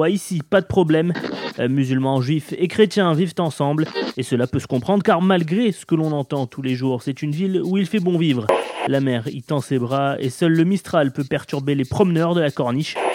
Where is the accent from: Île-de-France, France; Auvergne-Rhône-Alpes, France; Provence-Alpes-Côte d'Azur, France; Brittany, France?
Provence-Alpes-Côte d'Azur, France; Marseille; C'est d'ailleurs un peu comme ça qu'on aime se définir là-bas. On est Marseillais avant d'être Français.